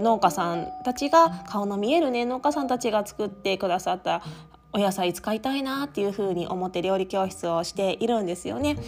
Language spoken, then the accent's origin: Japanese; eastern Japan, Japan; moved away as an adult; also born or lived in Tokyo metropolitan area; now in Okayama, Japan; 私も東日本出身なので